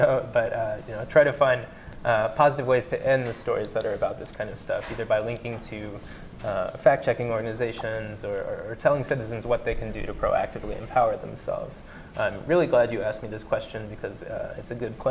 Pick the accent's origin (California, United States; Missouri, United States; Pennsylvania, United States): Missouri, United States; moved away as an adult; I'm from Missouri, I'm from a small town in Missouri, and I was back home last year giving a talk at my local Rotary Club and Sunrise Optimist Club about what I've been up to since I left high school